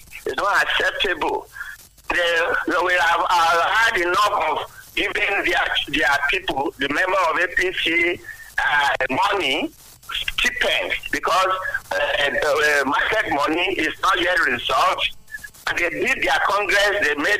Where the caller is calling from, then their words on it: Lagos, Nigeria; … from Lagos, yeah.